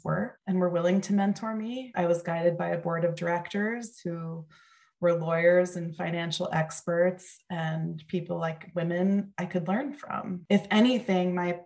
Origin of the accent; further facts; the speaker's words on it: Mendham, New Jersey, United States; I was from Mendham, New Jersey